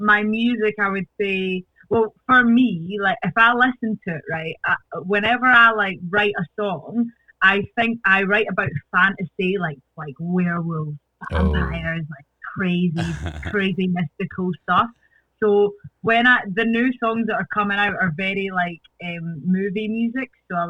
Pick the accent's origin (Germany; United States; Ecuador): Ecuador; born there; I was born in Ecuador. Because my parents met in Ecuador and I was born there, but I have a nationality. Ecuadorian, but I'm not actually Ecuadorian.